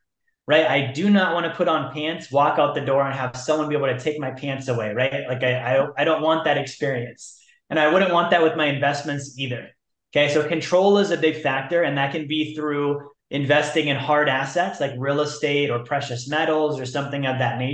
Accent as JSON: {"language": "English", "region": "Alaska", "country": "United States", "said": "I'm from Alaska."}